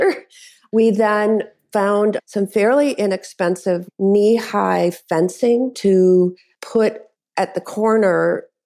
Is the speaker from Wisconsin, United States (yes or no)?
yes; Madison, Wisconsin, United States; my hometown of Madison